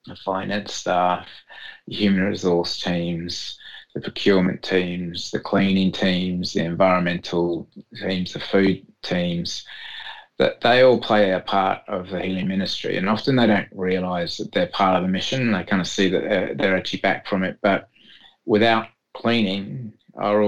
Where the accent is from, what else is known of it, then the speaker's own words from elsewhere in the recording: England, United Kingdom; moved away; back in my home country of England